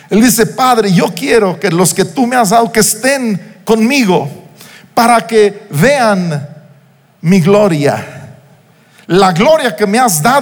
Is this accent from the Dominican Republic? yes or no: no; Uruapan, Michoacán, Mexico; now in Morelia, Mexico; pasé desde los dos meses de edad mi infancia en Uruapan, una hora y pico de distancia de aquí de Morelia, aunque aquel entonces eran cinco o seis horas entre Morelia y Uruapan